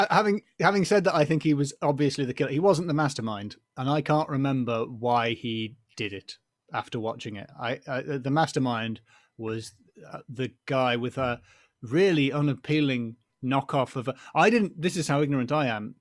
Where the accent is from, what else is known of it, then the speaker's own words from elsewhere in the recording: United Kingdom; we're British, so the police as standard don't carry guns